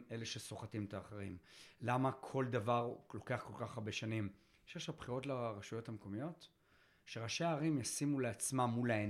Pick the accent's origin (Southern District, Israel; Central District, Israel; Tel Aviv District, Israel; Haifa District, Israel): Tel Aviv District, Israel; Tel Aviv; תל אביבי, אתה יודע, בעוונותיי, נולדתי שם, רגיל תל אביב